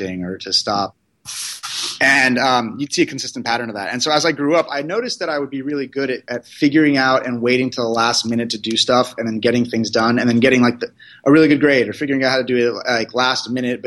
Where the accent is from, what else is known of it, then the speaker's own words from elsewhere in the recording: California, United States; I'm from California. I grew up basically in an Indian household